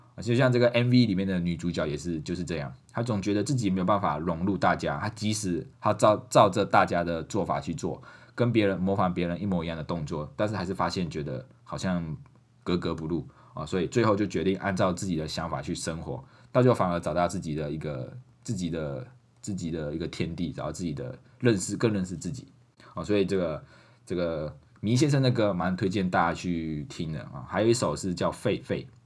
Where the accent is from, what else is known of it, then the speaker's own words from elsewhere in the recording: Malaysia; moved away as an adult; now in Taiwan; 我是马来西亚人